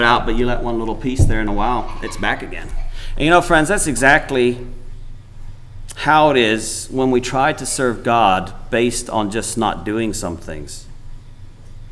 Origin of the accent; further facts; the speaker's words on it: Paraguay; moved away; growing up in Paraguay